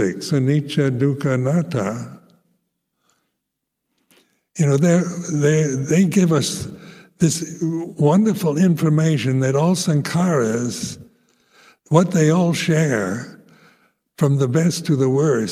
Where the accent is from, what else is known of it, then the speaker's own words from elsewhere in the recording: United States; moved away; I grew up with in American Christian family life